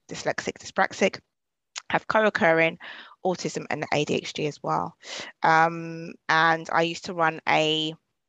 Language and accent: English; London, United Kingdom; I'm from Southeast London